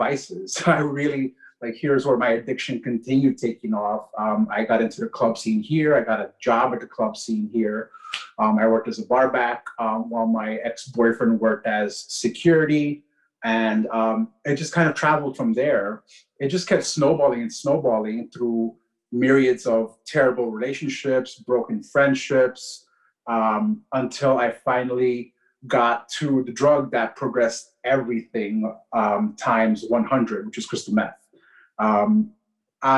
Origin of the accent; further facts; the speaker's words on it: New York City, New York, United States; I was born and raised in Queens, New York City, to Ecuadorian parents